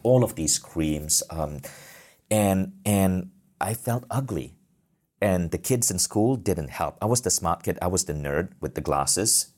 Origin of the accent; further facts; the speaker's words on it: Malaysia; I grew up in Malaysia, a developing country